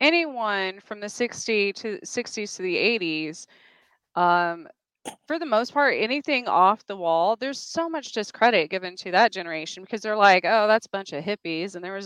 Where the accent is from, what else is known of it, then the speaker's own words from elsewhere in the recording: New Mexico, United States; My home state.